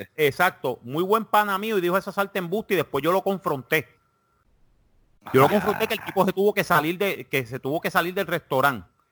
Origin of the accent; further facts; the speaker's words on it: Puerto Rico; como buen puertorriqueño, cuando tenía 20, 22, 23 años, yo pertenecía al partido independentista